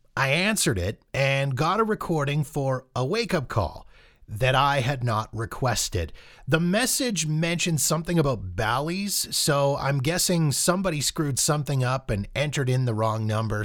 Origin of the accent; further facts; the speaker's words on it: Calgary, Alberta, Canada; my hometown of Calgary.